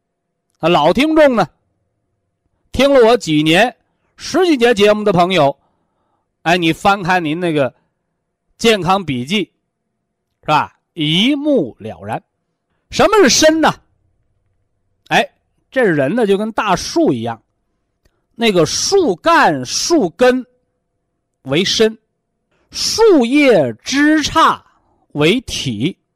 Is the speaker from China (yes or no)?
yes; China; 我们是中国人，啊，我们是炎黄子孙，我们是有着悠悠，是吧？五千年历史的文化人。